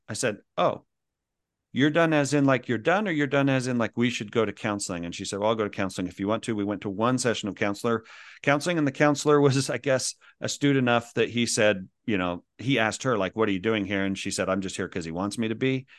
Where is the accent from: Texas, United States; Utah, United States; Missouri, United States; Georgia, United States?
Utah, United States; Kaysville; moved away as an adult; also born or lived in Philippines; I grew up in Kaysville, Utah